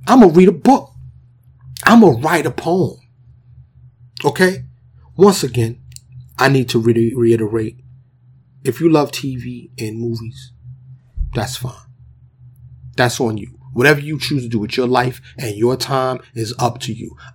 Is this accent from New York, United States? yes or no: yes; New York City, New York, United States; I grew up in the New York City projects. You know what I'm saying? In Harlem, grew up in the South Bronx